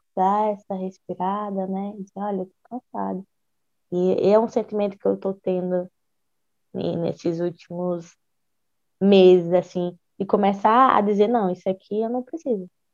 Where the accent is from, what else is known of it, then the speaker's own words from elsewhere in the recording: Ceará, Brazil; enquanto mulher, enquanto cearense